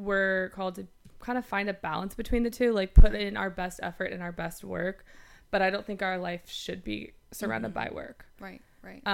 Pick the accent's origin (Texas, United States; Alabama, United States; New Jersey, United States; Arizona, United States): Alabama, United States; moved away as an adult; also born or lived in Los Angeles; now in New York, United States; I'm originally from Alabama